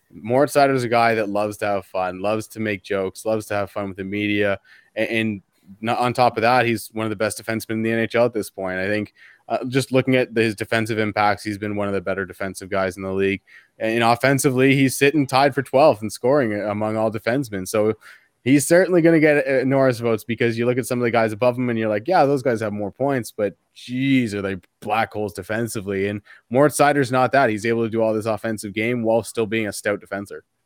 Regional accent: Canada; As a Canadian here

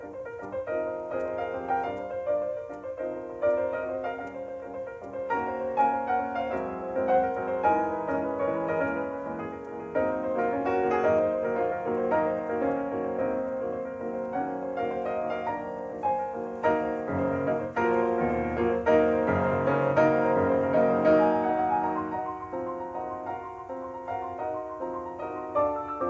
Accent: Michigan, United States; when I was growing up in Michigan

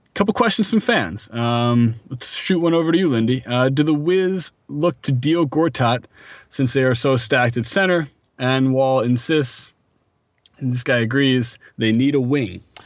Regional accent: Philadelphia, Pennsylvania, United States; I was from Philadelphia

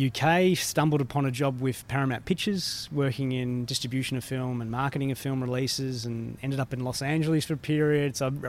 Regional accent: Albury, New South Wales, Australia; accent: Aussie drawl; moved away as an adult; also born or lived in Melbourne / United Kingdom; now in Germany; Originally from Albury-Wodonga region, Riverina. My brother's a farmer, my dad's a farmer.

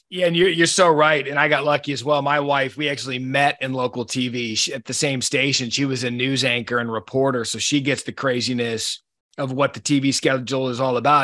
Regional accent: Scottsdale, Arizona, United States; I grew up in Scottsdale

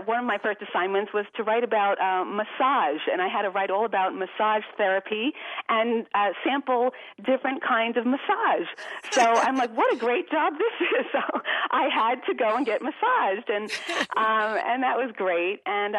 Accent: Valley Stream, New York, United States; moved away as an adult; also born or lived in Manhattan, New York / Virginia; now in Phoenix, United States; I was born in Manhattan, but then raised in Valley Stream.

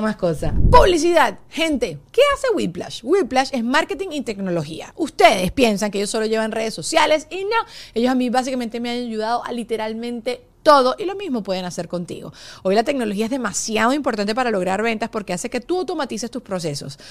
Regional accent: Venezuela; moved away as an adult; Yo nací en Venezuela, viví en Venezuela hasta los 25 años.

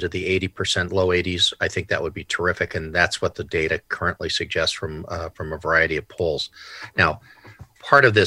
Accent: San Diego, California, United States; I grew up in San Diego

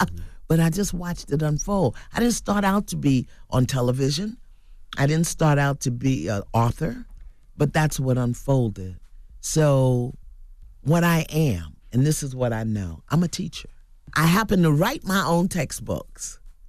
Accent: Brooklyn, New York, United States; Because I came from Brooklyn, from dysfunction, from brokenness and pain, and I had no models ahead of me.

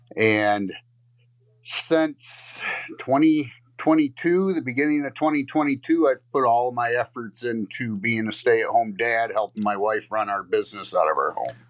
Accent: Lakeview, Michigan, United States; I'm from Lakeview, Michigan

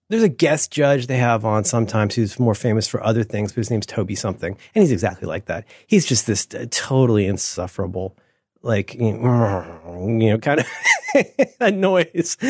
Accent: United States

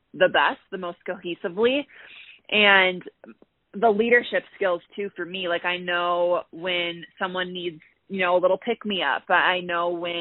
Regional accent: Minnesota, United States; moved away as an adult; also born or lived in Illinois; now in Colorado, United States; I'm from Minnesota originally

